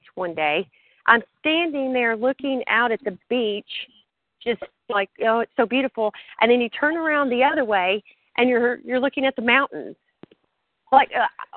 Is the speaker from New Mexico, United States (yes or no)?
yes; New Mexico, United States; moved away; also born or lived in West Texas / Central Texas; I'm from New Mexico, and the ugly part of New Mexico